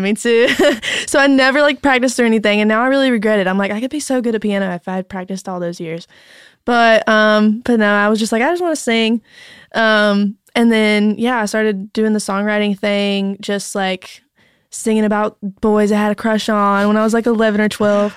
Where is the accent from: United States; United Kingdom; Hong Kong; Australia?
United States; North Carolina; accent: thick North Carolina; moved away as an adult; also born or lived in Raleigh, North Carolina; now in Nashville, United States; I'm from North Carolina.